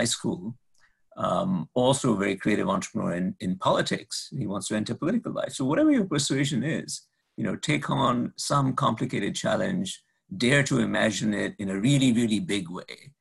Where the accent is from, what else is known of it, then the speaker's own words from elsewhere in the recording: India; now in Boston, United States; my home country of India